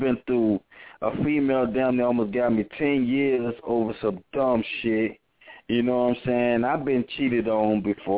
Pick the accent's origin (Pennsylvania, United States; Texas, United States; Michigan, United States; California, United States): Texas, United States; Beaumont; also born or lived in Louisiana; I stay in Beaumont. I was raised in Beaumont.